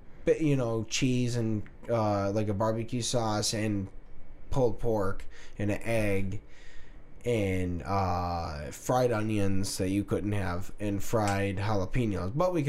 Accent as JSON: {"language": "English", "region": "Kansas", "country": "United States", "said": "I'm from Kansas."}